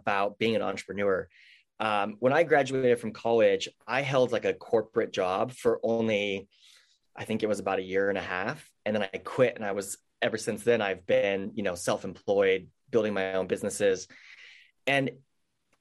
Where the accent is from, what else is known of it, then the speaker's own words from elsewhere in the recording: near San Diego, California, United States; also born or lived in Portland, Oregon; now in San Diego, United States; my hometown is really close to San Diego. It's a very agricultural area. My whole family farms